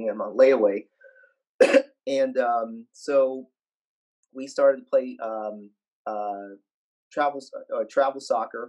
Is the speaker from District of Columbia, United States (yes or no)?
no; West Texas, United States; growing up in West Texas, there was I grew up 20 miles away from Friday Night